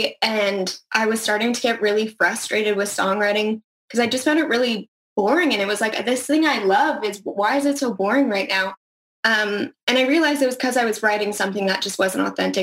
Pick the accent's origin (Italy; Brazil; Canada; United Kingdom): Canada; Calgary, Alberta; moved away as an adult; Born and raised in Calgary